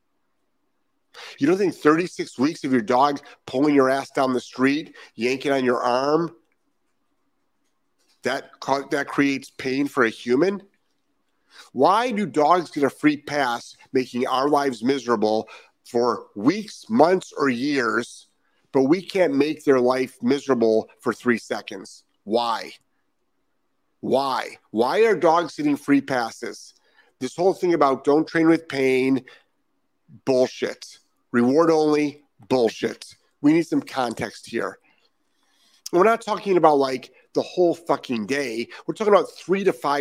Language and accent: English; Lyndhurst, Ohio, United States; moved away; I'm from Ohio. I'm from the east side of Cleveland, Lyndhurst, Ohio. Graduated Brush High School in 1984